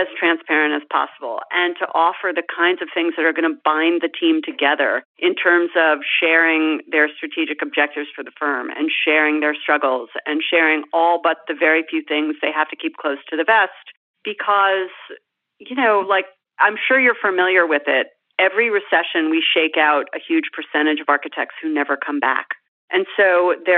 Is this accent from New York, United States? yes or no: yes; New York, United States; I'm a lifelong New Yorker. I was born in New York